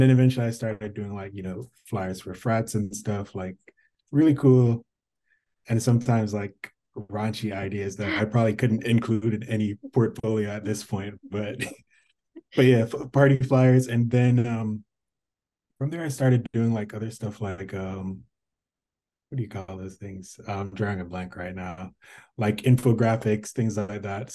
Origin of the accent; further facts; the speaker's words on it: Jamaica; moved away; I'm from Jamaica